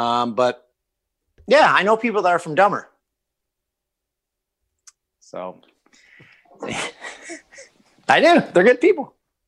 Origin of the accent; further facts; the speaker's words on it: Peterborough, Ontario, Canada; It's a t-shirt brand that sells at a store in my hometown of Peterborough.